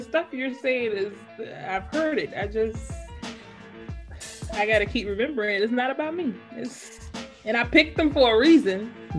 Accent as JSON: {"language": "English", "region": "the South", "country": "United States"}